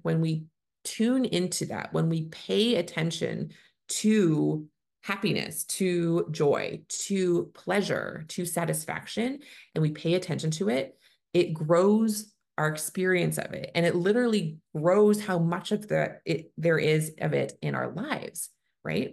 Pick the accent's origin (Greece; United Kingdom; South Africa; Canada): Canada; I'm a Canadian family physician